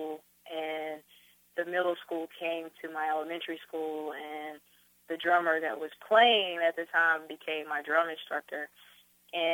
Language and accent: English; North Carolina, United States; growing up in North Carolina, the influences musically over me were my family